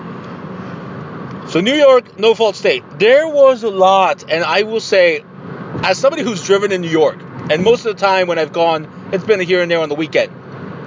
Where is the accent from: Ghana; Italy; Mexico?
Mexico; I'm from Mexico.